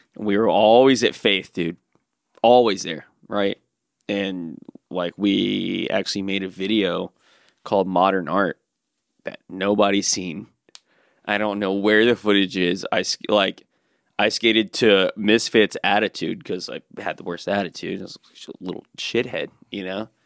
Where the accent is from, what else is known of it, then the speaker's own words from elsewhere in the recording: Birmingham, Alabama, United States; also born or lived in Dothan, Alabama; growing up in Birmingham without a skate park for so long